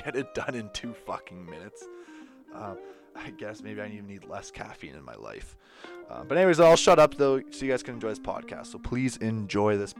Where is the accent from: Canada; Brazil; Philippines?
Canada; I'm from Canada